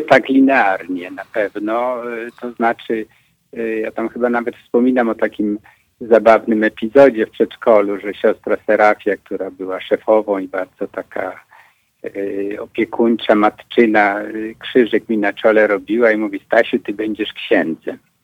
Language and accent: Polish; Poland; u nas w Pegerze